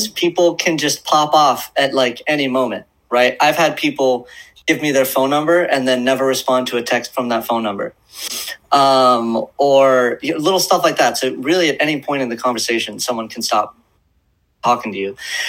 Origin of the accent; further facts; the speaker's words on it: Portland, Oregon, United States; also born or lived in Southern California; I'm from Portland, previously of Southern California.